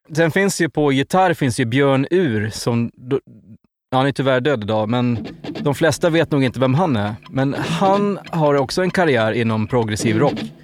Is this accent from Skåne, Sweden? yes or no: no; Avesta, Dalarna County, Sweden; vi är ju från Avesta